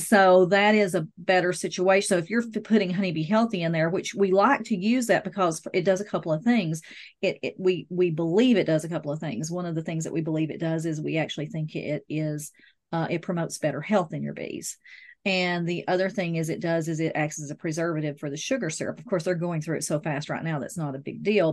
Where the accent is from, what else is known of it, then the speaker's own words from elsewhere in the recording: the South, United States; I'm from the South, I drink sweet tea